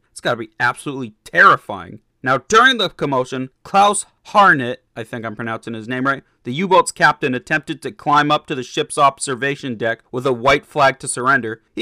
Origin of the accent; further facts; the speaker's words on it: Massachusetts, United States; my home state of Massachusetts